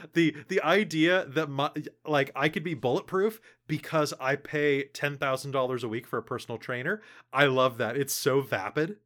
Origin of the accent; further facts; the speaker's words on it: United States; now in Canada; I'm American personally, even though I live in Canada